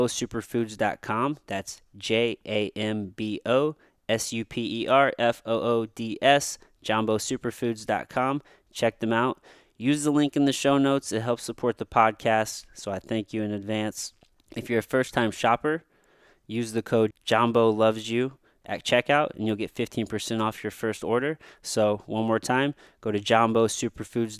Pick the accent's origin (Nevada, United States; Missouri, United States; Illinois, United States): Missouri, United States; Jefferson City; also born or lived in Potosi, Missouri; then I moved to Jefferson City, Missouri